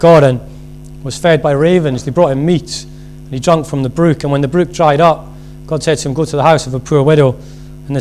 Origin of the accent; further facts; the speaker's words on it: Scotland, United Kingdom; being Scottish